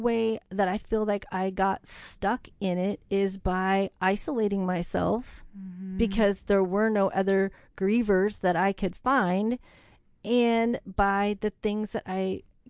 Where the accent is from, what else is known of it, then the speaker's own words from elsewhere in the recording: The Dalles, Oregon, United States; I am. Yeah. I was born in the Dalles. I was 2 miles outside of, you know, the town.